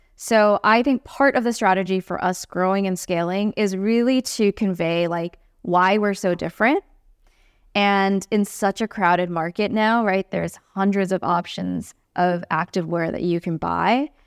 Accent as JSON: {"language": "English", "country": "Singapore", "tie": "born or raised there", "moved": "as an adult", "lives_now": "United States", "said": "I grew up in Singapore"}